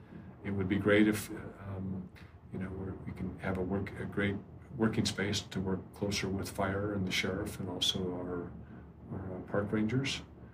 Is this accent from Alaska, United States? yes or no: no; Estes Park, Colorado, United States; And so I wasn't sure what to expect when I got there because it was my hometown.